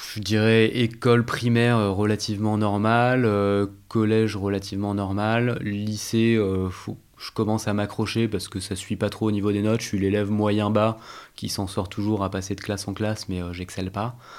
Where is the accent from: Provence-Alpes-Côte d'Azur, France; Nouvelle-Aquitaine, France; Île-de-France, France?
Île-de-France, France; Val-de-Marne, Paris region; J'ai grandi en région parisienne, ah, dans le Val-de-Marne, où j'habite euh, toujours